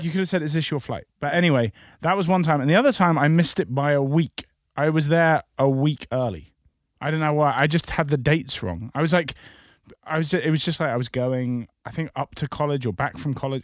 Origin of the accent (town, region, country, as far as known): United Kingdom